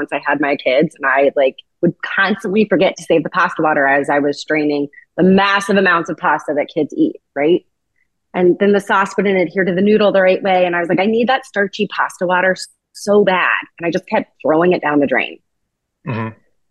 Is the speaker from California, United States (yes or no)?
yes; Sonoma, California, United States; I grew up in Sonoma